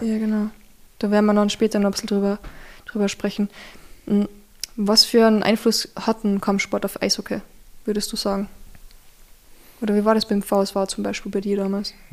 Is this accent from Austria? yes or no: yes; Zwickenberg, Carinthia, Austria; ich bin am Berg aufgewachsen, gell? Zwickimberg